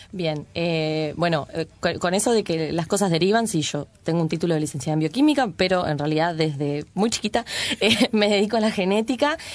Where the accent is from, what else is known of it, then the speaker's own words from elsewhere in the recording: Uruguay; la población uruguaya, contrario a lo que se creyó por muchos años, es mestizada. Es decir, no mm. somos un trasplante de Europa directo, así, en nuestro territorio